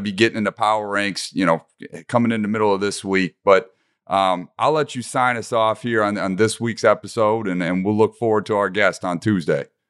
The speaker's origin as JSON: {"language": "English", "town": "Detroit", "region": "Michigan", "country": "United States", "tie": "born or raised there", "said": "my hometown Detroit Lions"}